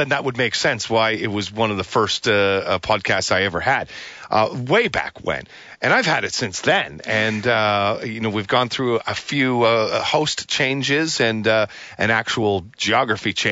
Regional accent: South West England, United Kingdom; now in Taipei, Taiwan; I'm from the southwest of England.

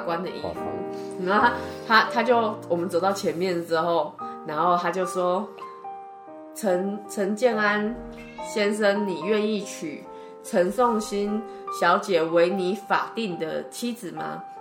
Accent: Taipei, Taiwan; 我是台北人

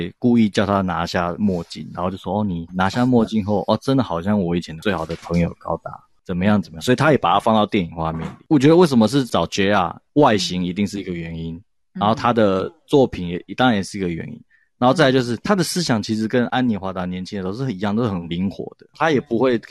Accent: France; Chinese is a second language; 没有，我们法国人就是 romantic，我们就是浪漫。

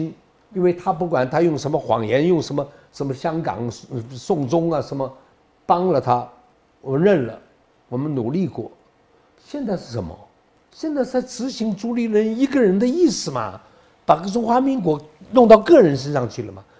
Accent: Taiwan; 你哪里人？我台湾人，我也台湾人了。有人赶我回大陆，我想我来这里的时候你还没出生哎，你们都没出生哎，这不是我的地方吗？

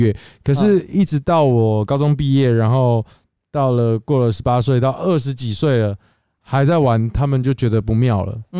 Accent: Kaohsiung, Taiwan; 我是高雄人。

